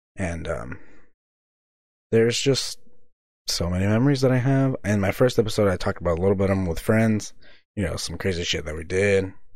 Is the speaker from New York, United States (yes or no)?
no; Visalia, California, United States; moved away as an adult; also born or lived in Reedley, California; now in Seaside, United States; Where I'm from originally, I'm actually from Visalia, California, in the valley, somewhere close in the mid valley, you know, close to Fresno